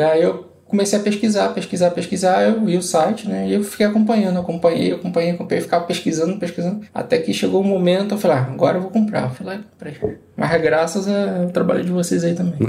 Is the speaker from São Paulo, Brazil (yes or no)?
no; Rio de Janeiro, Brazil; moved away as an adult; also born or lived in Barueri; now in Curitiba, Brazil; É, eu sou nascido, nasci no Rio de Janeiro.